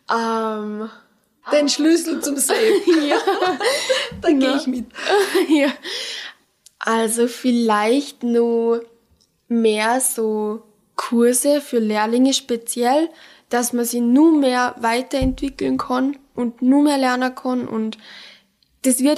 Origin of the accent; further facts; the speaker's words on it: Pongau, Salzburg, Austria; now in Salzburg, Austria; bei mir im Pongard drinnen, weil ich bin aus dem Pongard.